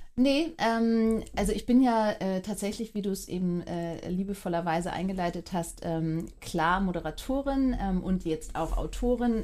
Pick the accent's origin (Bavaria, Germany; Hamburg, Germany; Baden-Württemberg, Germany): Hamburg, Germany; bin Hamburgerin und bin äh, acht Jahre äh, jede zweite Woche in Frankfurt gewesen